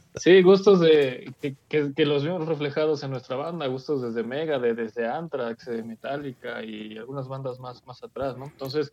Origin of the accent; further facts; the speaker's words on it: Mexico; yo soy mexicano